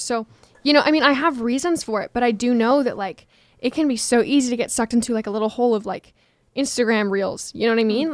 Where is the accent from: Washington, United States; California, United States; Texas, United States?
Washington, United States; moved away; I am from Washington State